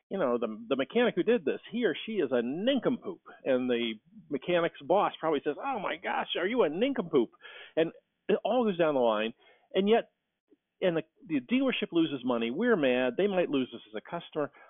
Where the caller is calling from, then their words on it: Cleveland, Ohio, United States; I am in Cleveland, Ohio.